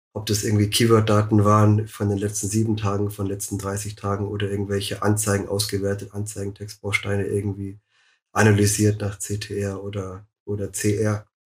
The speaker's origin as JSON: {"language": "German", "town": "Munich", "region": "Bavaria", "country": "Germany", "tie": "born or raised there", "said": "ich bin auch aus München, schon immer in München gewesen"}